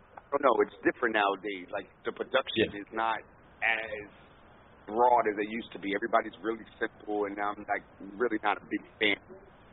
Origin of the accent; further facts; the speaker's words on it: New York City, New York, United States; because I'm from the Bronx